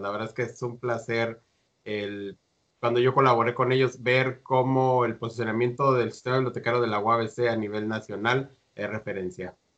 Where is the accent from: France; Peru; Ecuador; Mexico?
Mexico; los tres eh, hemos estado en México, somos mexicanos